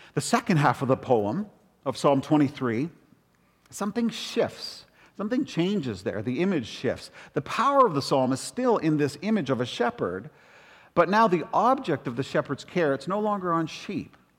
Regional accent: Toronto, Ontario, Canada; moved away; also born or lived in Calgary / Western Canada / United States; I was raised up in Rexdale, in the hood of Rexdale

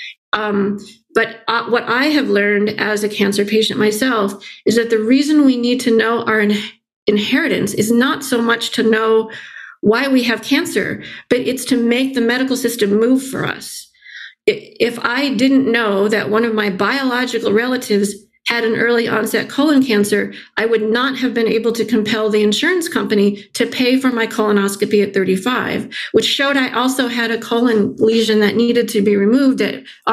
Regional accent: central Illinois, United States; born or raised there; moved away

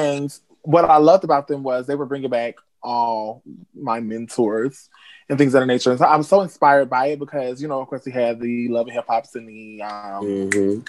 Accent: Robbins, Illinois, United States; also born or lived in Racine, Wisconsin; I am from Racing, Wisconsin. That's where I was born, but I'm from a small town, a village called Robbins, Illinois. So that's where I'm from. Born and raised. Well, raised

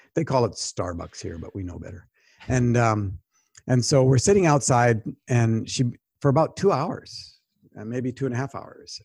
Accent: Canada; moved away; also born or lived in United States; I'm a Canadian when it's helpful. I'm also a U S citizen, and I'm a U S citizen when that's helpful too.

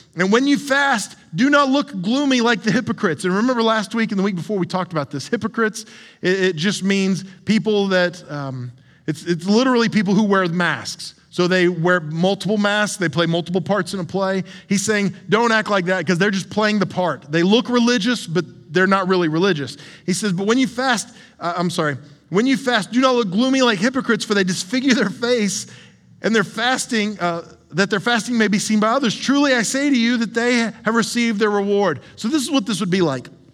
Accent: the South, United States; I'm from the South

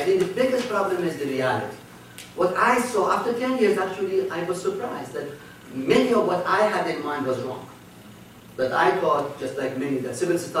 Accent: Iran; born or raised there; moved away

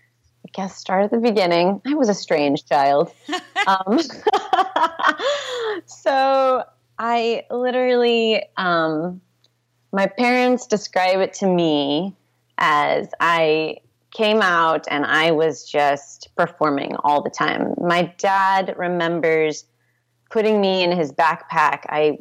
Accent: Portland, Oregon, United States; born there; I was born in Portland, Oregon.

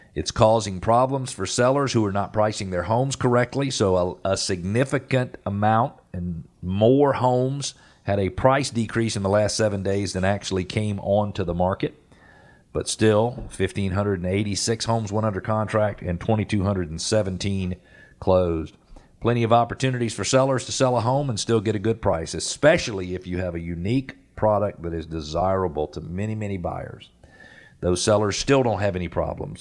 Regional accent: Atlanta, Georgia, United States; I was born in Atlanta in nineteen sixty-eight and had the opportunity to experience a lot of Atlanta as Atlanta grew

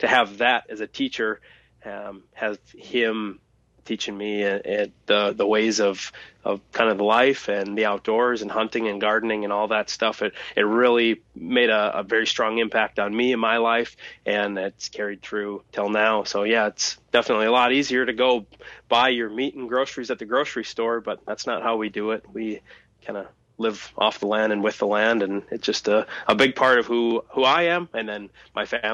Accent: Thief River Falls, Minnesota, United States; born or raised there

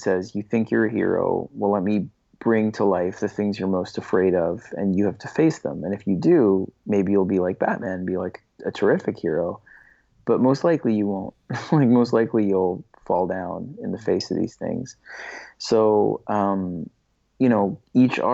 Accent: New York City, New York, United States; I grew up on the Lower East Side in Manhattan

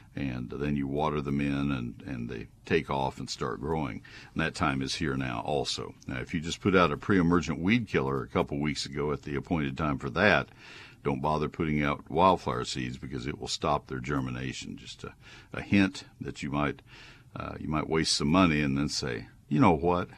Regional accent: College Station, Texas, United States; my hometown from my childhood of College Station

